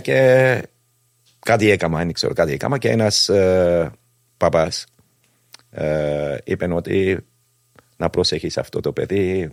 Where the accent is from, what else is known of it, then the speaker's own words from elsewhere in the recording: Cyprus; γεννήθηκα στην Κύπρο 1967